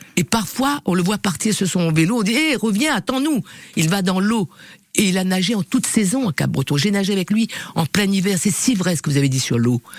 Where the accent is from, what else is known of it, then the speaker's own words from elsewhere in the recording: Réunion; accent: Creole; French is a second language; moved away; je suis parti de l'île de la Réunion où je suis né pour découvrir le monde